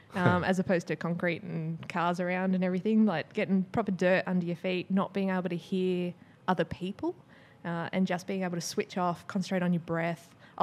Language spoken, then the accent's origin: English; Brisbane, Queensland, Australia; also born or lived in Melbourne; now in Sydney, Australia; So I moved around a little bit as a kid, but I did my senior schooling and uni in Brisbane. And then I moved to Melbourne for 4 years and now I've been in Sydney for 5.